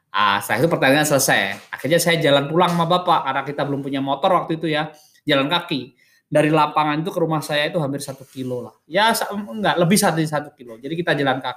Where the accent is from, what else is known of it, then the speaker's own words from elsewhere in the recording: Purwantoro, Central Java, Indonesia; di kampung saya di lapangan Cetak Purwantoro Wonogiri itu tenggaranya Solo